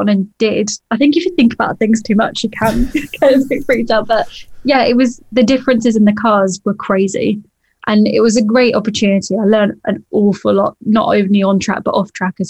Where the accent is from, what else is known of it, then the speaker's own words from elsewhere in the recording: the Midlands, England, United Kingdom; moved away as an adult; also born or lived in Llandudno, North Wales; now in Wales, United Kingdom; originally I was from the Midlands, and hence why I went to all the local kart circuits